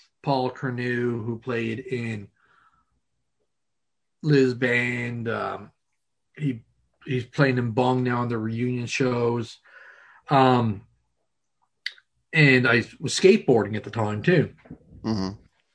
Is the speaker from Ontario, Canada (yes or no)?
no; Pouch Cove, Newfoundland and Labrador, Canada; I'm from Pooch Cove